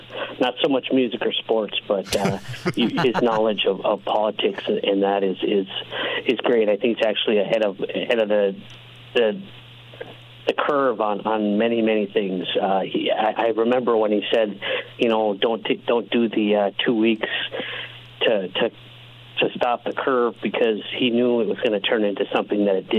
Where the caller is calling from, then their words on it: Duluth, Minnesota, United States; I'm calling from Duluth.